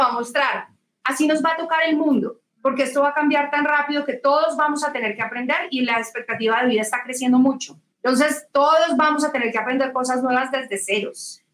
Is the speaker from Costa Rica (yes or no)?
no; Colombia; yo nací, crecí mi vida profesional en Colombia